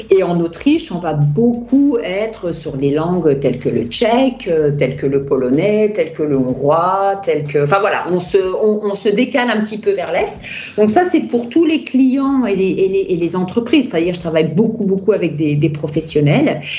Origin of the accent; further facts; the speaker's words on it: France; now in Austria; Moi, je suis française et je continue à traduire